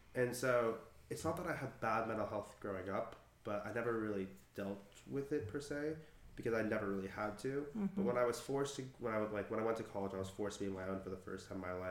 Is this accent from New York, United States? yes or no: no; Malibu, California, United States; moved away as an adult; now in Knoxville, United States; I grew up in Malibu with my mom and dad